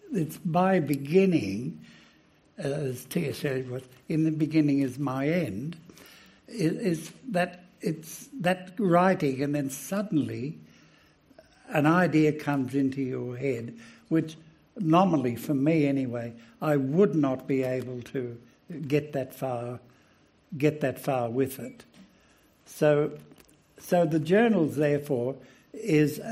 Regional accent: Australia; being Australian and being in a very old continent

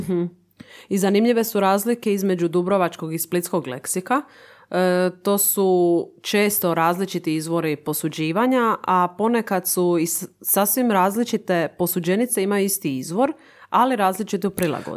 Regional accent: Zadar, Zadar County, Croatia; kod nas u Zadru

